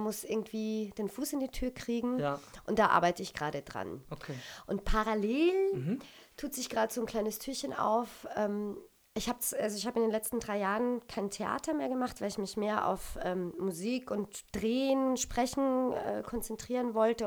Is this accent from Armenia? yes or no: no; Austria; moved away as an adult; also born or lived in Düsseldorf / Berlin; wir Österreicher